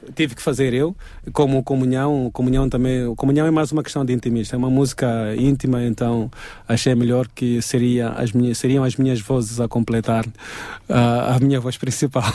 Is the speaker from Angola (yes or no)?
yes; eastern Angola, Angola; now in Portugal; O leste da Angola é onde eu nasci, eu conheço esse dialeto